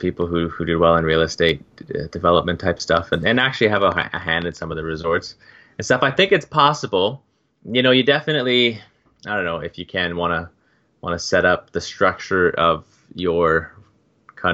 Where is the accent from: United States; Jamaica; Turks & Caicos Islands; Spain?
Turks & Caicos Islands; I'm from Turks and Caicos